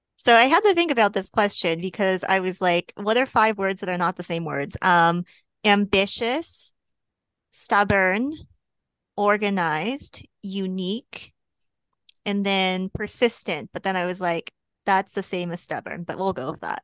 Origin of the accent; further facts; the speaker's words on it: Texas, United States; also born or lived in Portland, Oregon / Seattle, Washington; now in Boston, United States; I am originally from Texas